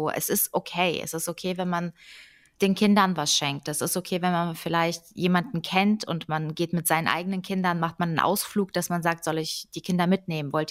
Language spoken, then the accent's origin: German; Ukraine; now in Germany; Meine Eltern sind Russen. Ich bin aber in der Ukraine geboren und wir haben da gelebt und hatten auch ukrainische Pässe, bevor wir hier äh, nach Deutschland eingewandert sind 1993.